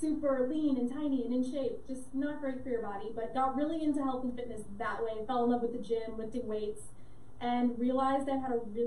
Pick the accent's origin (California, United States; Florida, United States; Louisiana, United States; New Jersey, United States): Florida, United States; South; So born and raised in South Florida, I still live here now